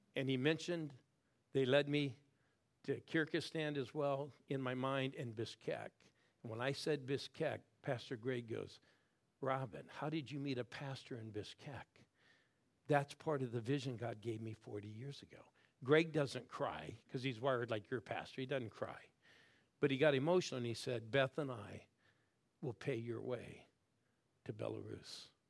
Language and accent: English; Newton Falls, Ohio, United States; I was born in Newton Falls, Ohio